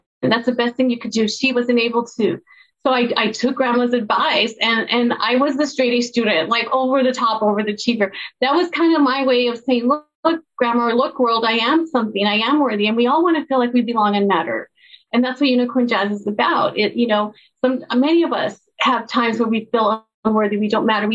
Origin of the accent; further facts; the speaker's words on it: El Paso, Texas, United States; I grew up in El Paso, Texas, a border town